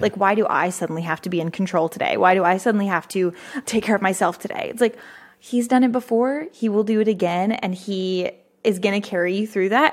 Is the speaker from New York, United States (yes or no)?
no; Fredericksburg, Texas, United States; Fredericksburg, which is my hometown